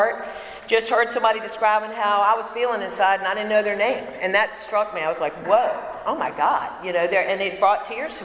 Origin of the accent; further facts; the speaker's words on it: Bon Air, Virginia, United States; I am from Richmond, Virginia. I'm actually in a county called Chesterfield. I grew up in a Bon Air